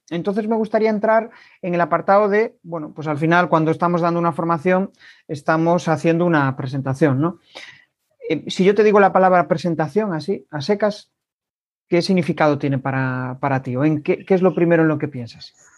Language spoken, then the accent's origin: Spanish; Galicia, Spain; accent: gallego; mi acento es gallego de pura cepa